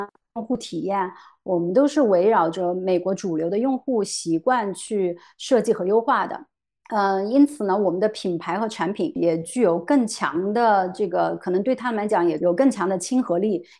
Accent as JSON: {"language": "Chinese", "country": "China", "moved": "yes", "lives_now": "United States", "said": "我认为我来美国做这个共享充电宝这件事情，还是有很多作为中国人的优势的"}